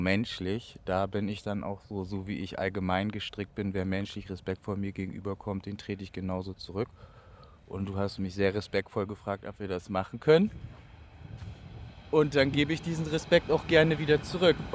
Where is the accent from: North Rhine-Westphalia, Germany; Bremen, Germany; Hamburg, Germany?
Bremen, Germany; in meiner Heimatstadt Bremen entstanden. Jeder wollte ihn so haben.